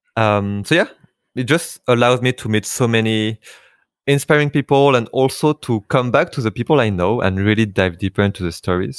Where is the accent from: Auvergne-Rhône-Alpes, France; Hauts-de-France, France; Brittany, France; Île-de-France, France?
Île-de-France, France; Paris; I have a Vietnamese name, uh, but I was born and raised in Paris, in France